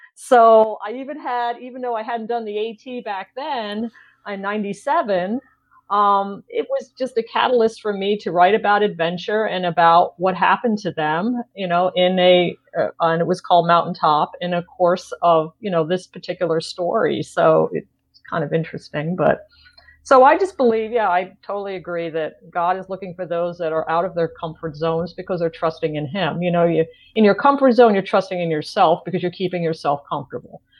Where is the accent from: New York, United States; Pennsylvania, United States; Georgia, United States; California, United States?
New York, United States; moved away; I grew up in New York.